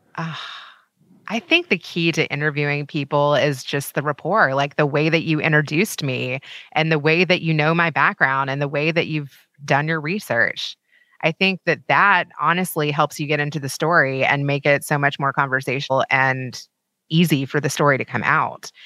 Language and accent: English; Kentucky, United States; moved away; so I'm from Kentucky